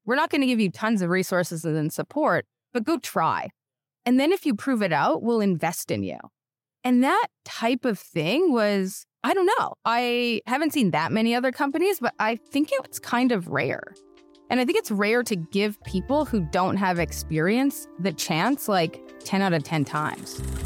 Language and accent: English; Canada; moved away as an adult; now in United States; I'm Canadian